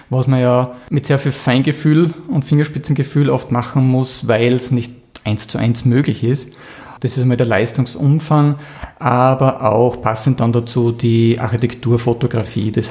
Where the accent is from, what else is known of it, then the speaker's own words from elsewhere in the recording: Krieglach, Styria, Austria; Ja, ich komme aus Krieglach im Mürztal.